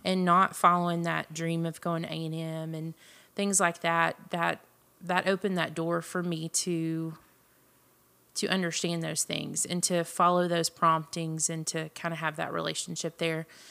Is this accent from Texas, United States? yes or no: yes; Jasper, Texas, United States; also born or lived in Marshall, Texas; I was born in Jasper, Texas, which is Southeast Texas. Um, grew up there, graduated from high school there